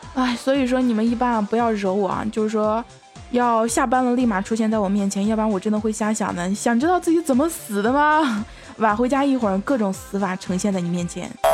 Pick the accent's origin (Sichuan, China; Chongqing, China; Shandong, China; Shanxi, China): Shandong, China; Jinan; 因为我是济南的嘛，济南一直在下雨啊